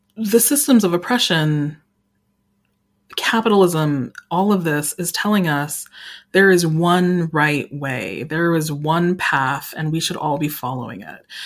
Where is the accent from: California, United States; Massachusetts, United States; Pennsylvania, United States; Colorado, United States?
Colorado, United States; Colorado Springs; I grew up in Colorado Springs, Colorado